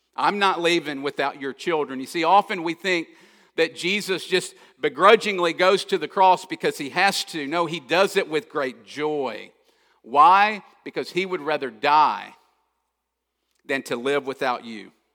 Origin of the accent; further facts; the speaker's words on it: Kentucky, United States; I grew up in Kentucky, so I love basketball, always have